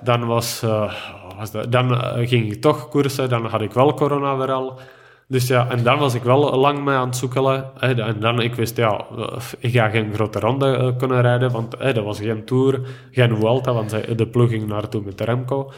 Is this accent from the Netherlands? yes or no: no; Stříbro, Plzeň Region, Czechia; Dutch is a second language; moved away as an adult; now in Belgium; in mijn B&B eh, in Stribro, in mijn geboorteplaats